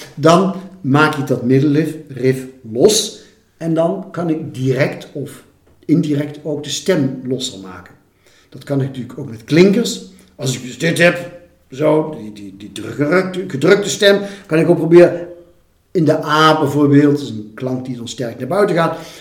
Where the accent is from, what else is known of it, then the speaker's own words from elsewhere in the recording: 's-Hertogenbosch, North Brabant, Netherlands; moved away; also born or lived in Rotterdam; in de stad waar ik ben opgegroeid, in Sertogenbos